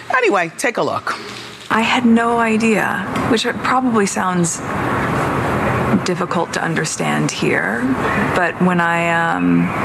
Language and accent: English; United States; And I very naively, I'm American. We don't have that mm-hmm. there.